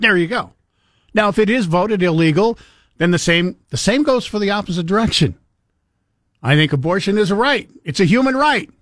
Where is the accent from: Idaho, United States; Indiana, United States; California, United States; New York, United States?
Idaho, United States; I was born and raised in Idaho